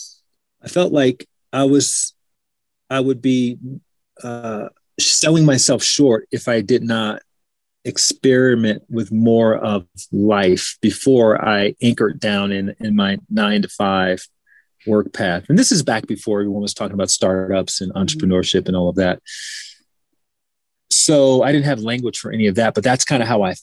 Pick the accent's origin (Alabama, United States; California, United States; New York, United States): Alabama, United States; moved away as an adult; also born or lived in Washington, D.C. / Chicago; I'm from Alabama. I grew up in Alabama.